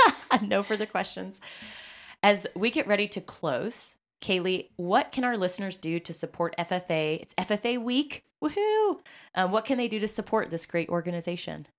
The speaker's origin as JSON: {"language": "English", "region": "Kansas", "country": "United States", "moved": "as an adult", "lives_now": "Indianapolis, United States", "said": "I was from Kansas"}